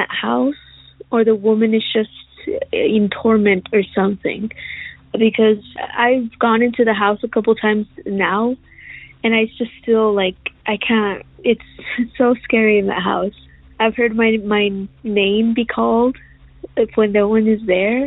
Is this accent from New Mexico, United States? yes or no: yes; Roswell, New Mexico, United States; I am from Roswell, New Mexico